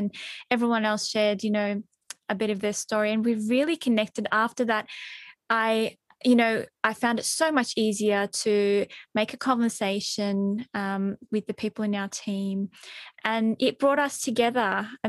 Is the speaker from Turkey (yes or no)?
yes; Turkey; People often go, oh, you don't look Turkish.